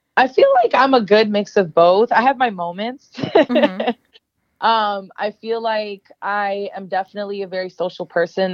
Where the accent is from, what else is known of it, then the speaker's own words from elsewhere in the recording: Arlington, Virginia, United States; moved away as an adult; also born or lived in Florida; now in Los Angeles, United States; born and raised in Arlington, Virginia, which uh, is just outside Washington, D.C.